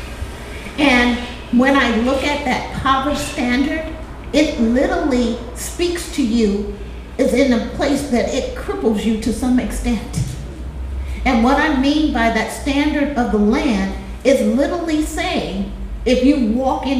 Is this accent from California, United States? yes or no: yes; Los Angeles, California, United States; I grew up in South Central